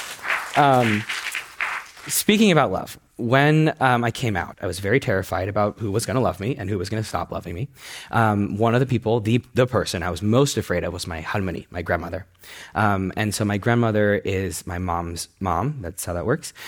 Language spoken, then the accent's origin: English; United States; I was born in the States.